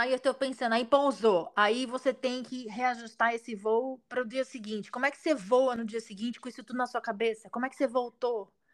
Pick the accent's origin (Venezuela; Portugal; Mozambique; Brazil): Brazil; now in United States; a gente mora aqui, a gente é brasileiro